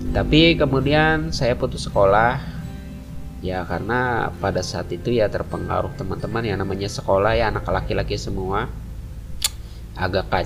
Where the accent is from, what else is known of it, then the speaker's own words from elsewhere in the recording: Balikpapan, East Kalimantan, Indonesia; kedua orang tua saya merantau ke Balikpapan ya dan dan dan saya lahir di Balikpapan dan lahirlah saya di Balikpapan. Dulu saya e, bersekolah e, sekolah dasar ya di SDN 035 Balikpapan